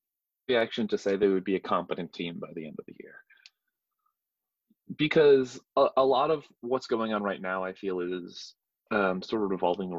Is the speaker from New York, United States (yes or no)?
yes; New York, United States; I'm from New York.